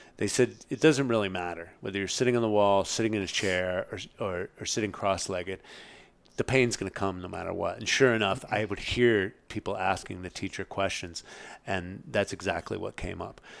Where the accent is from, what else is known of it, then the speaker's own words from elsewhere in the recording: Marin, California, United States; I'm from Marin